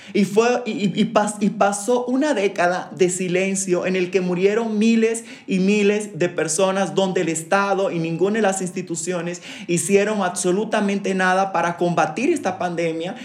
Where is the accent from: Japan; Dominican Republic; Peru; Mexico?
Dominican Republic; moved away; soy de República Dominicana, soy una persona migrante